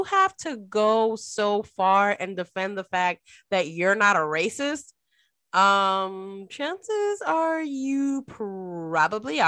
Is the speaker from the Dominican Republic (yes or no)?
yes; Dominican Republic; moved away; I'm an immigrant. My family, I was born in the Dominican Republic. I'm born to immigrant parents